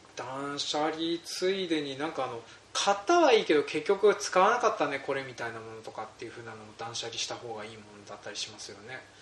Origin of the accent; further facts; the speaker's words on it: Hokkaido, Japan; うち僕で北海道に入植して5代目になるんです